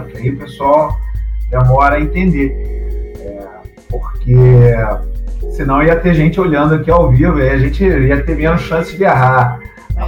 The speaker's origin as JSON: {"language": "Portuguese", "country": "Brazil", "said": "nós somos brasileiros"}